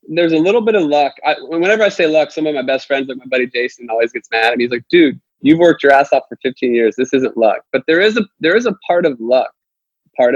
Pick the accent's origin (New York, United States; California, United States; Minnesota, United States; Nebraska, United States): Nebraska, United States; now in Nashville, United States; I'm from Nebraska. I moved here.